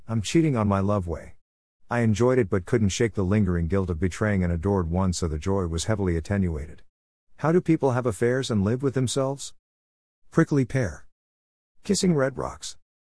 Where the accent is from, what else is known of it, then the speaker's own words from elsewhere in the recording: Midwest, United States; Being a Midwesterner